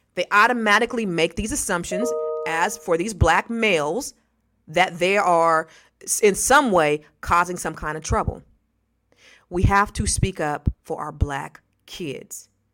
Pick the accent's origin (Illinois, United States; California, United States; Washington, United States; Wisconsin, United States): California, United States; the Bay Area; I'm from the Bay as well